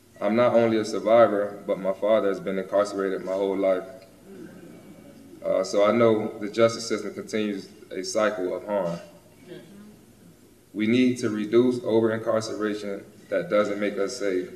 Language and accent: English; Florida, United States; back in my home state of Florida